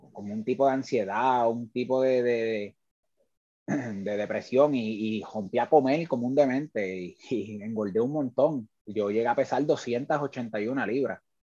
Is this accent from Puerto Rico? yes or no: yes; Lares, Puerto Rico; es una persona que sale de eh, la ciudad del Grito, del Ares, eh, muy orgulloso de mi pueblo